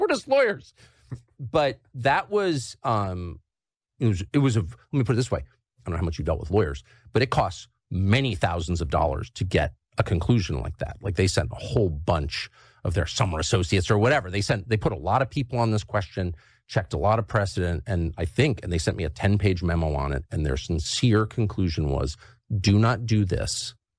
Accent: United States; I'm American, and I've lived here my whole life

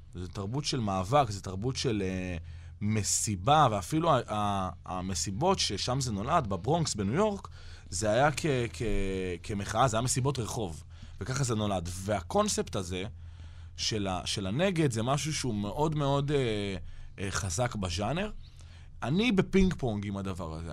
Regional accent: Israel; אנחנו ישראלים אחרי הכל

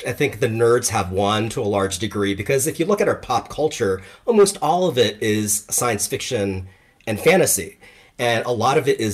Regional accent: Hawaii, United States; I grew up in Hawaii

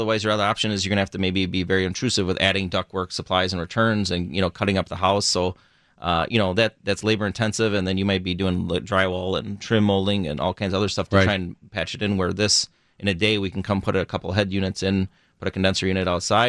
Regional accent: Burlington, Wisconsin, United States; born or raised there

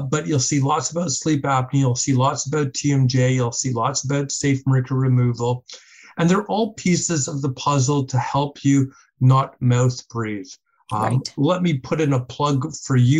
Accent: Canada; We're Canadian.

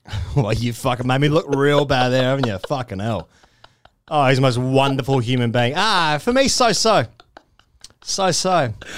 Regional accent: Australia; as an Australian

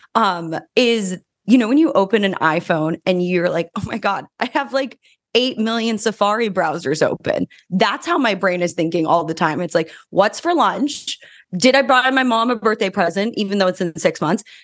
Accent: New Mexico, United States; moved away as an adult; now in Los Angeles, United States; I grew up in New Mexico, which is very different than Los Angeles

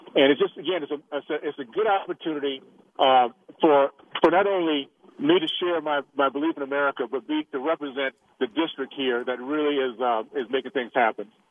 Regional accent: Tallahassee, Florida, United States; moved away; the values I grew up with in Tallahassee

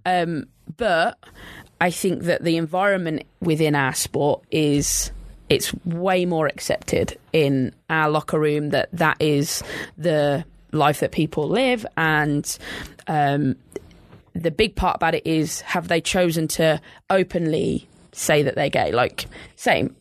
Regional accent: England, United Kingdom; moved away; growing up in England

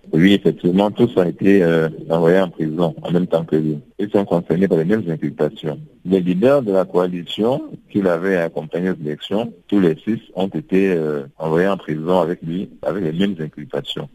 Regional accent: Cameroon; chez nous au Cameroun

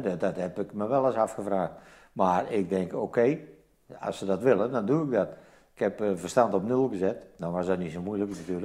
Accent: Zevenbergen, North Brabant, Netherlands; moved away as an adult; also born or lived in Netherlands New Guinea; Ik ben geboren in Zevenbergen, West-Brabant

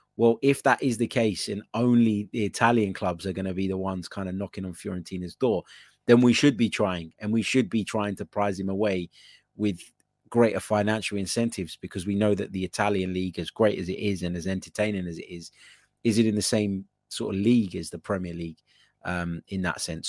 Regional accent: Cyprus; we're both from Cyprus

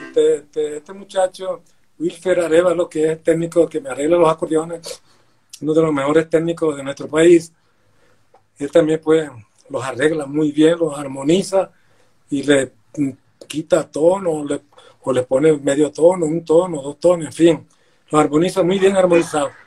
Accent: Villanueva, La Guajira, Colombia; yo soy de Villanueva Guajira

